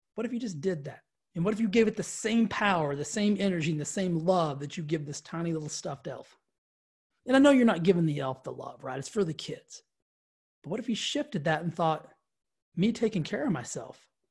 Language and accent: English; the South, United States; I grew up in the South